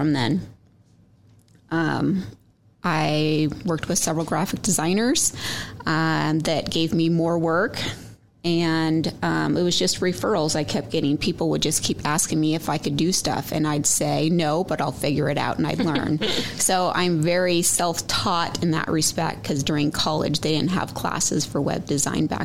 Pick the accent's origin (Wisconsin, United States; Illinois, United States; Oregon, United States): Oregon, United States; I grew up in Oregon and I went to Western Oregon University